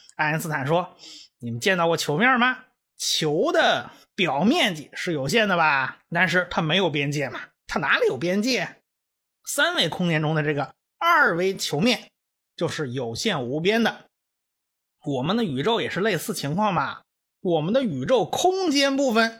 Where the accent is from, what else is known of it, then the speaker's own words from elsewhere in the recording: China; 我们中国人